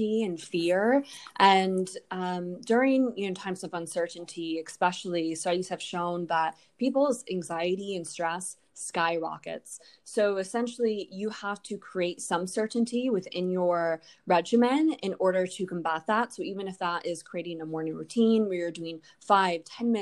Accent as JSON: {"language": "English", "town": "Hudsonville", "region": "Michigan", "country": "United States", "tie": "born or raised there", "said": "I grew up in Hudsonville, which is, you know, about 20 minutes southwest of Grand Rapids"}